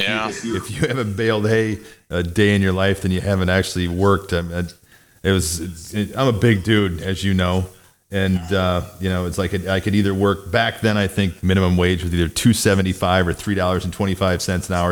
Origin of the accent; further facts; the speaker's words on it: Mount Carroll, Illinois, United States; grew up in Northwest Illinois in a town about fifteen hundred people